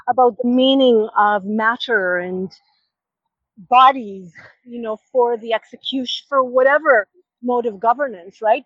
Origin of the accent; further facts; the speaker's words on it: Israel; moved away as an adult; I visited uh, my my hometown after a few years of not being there